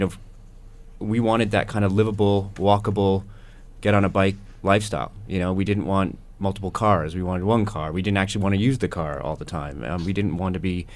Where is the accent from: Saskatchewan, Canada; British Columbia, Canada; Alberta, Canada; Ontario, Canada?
Ontario, Canada; Burlington; moved away as an adult; also born or lived in London, England; now in Hamilton, Canada; I grew up in Burlington